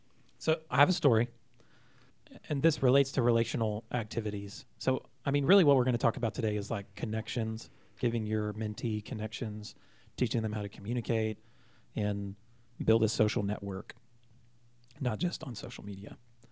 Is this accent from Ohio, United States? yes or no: no; Plano, Texas, United States; born there; also born or lived in Oklahoma / Indonesia; And so I told them, well, I was born in Plano, and then my family moved to Oklahoma, and then my dad got a job in Indonesia, and then once that was over, we moved back to Texas, and I've lived here ever since.